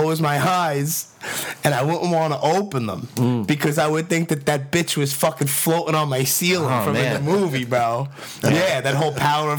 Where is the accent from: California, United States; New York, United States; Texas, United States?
New York, United States; New York City; I lived on 93rd between L&M and Canarsie